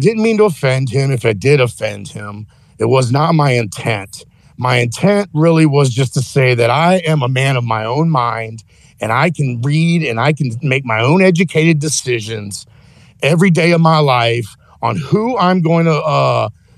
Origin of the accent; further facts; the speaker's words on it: United States; as an American